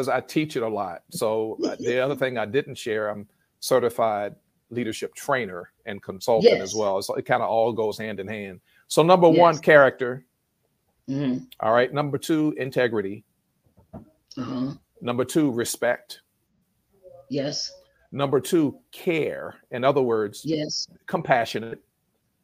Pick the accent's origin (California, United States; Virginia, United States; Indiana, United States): Virginia, United States; Richmond; my hometown of Richmond, Virginia